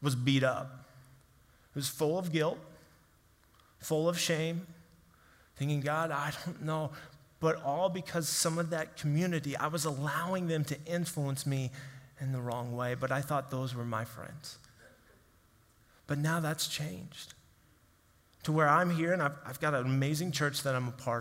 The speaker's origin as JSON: {"language": "English", "town": "Kansas City", "country": "United States", "tie": "born or raised there", "said": "I grew up in Kansas City area"}